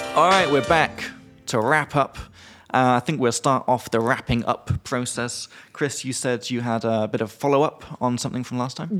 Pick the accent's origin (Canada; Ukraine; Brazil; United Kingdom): United Kingdom; now in Czech Republic; as a British guy